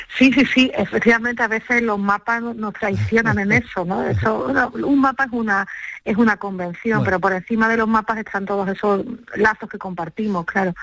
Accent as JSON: {"language": "Spanish", "region": "Andalusia", "country": "Spain", "said": "los andaluces"}